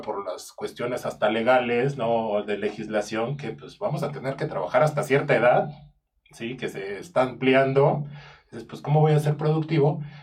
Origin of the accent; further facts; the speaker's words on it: Mexico; yo como mexicano